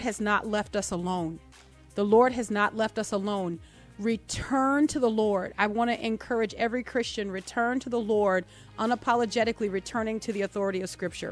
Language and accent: English; New Orleans, Louisiana, United States; also born or lived in Mississippi; now in Tupelo, United States; we're in Mississippi. This is our headquarters. We're originally from New Orleans. Sometimes you hear that come out